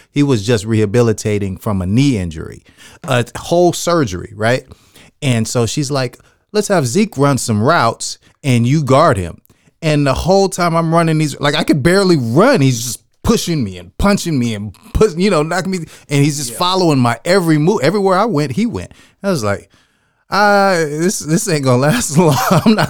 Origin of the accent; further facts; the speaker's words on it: San Jose, California, United States; You know, I grew up in San Jose.